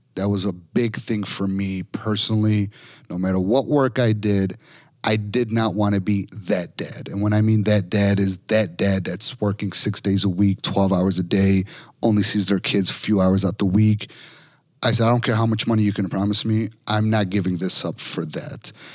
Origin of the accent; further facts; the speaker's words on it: Chicago, Illinois, United States; I'm from Chicago